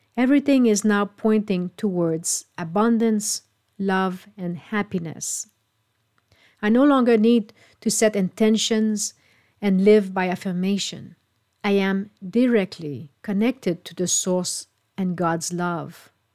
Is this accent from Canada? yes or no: yes; Canada; moved away; my hometown in Canada